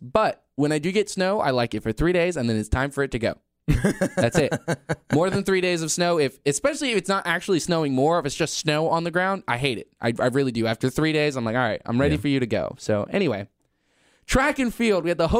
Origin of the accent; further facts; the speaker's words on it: North Carolina, United States; It's true. I grew up next near the Tar River.